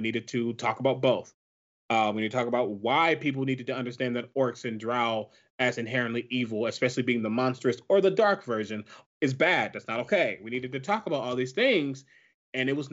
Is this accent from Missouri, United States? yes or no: yes; Ferguson, Missouri, United States; moved away; I was there in my hometown